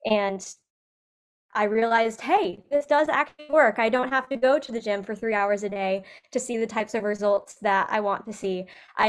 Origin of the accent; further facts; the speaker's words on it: Illinois, United States; So like you said, I was raised in Central Illinois, and I was always into movement and sports as a kid.